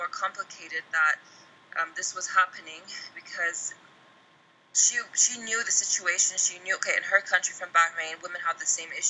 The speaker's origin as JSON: {"language": "English", "country": "United States", "tie": "born or raised there", "moved": "as an adult", "lives_now": "Iran", "said": "growing up in the us and i was the only how do i say i was the only like iranian blooded person playing football as a woman in the us"}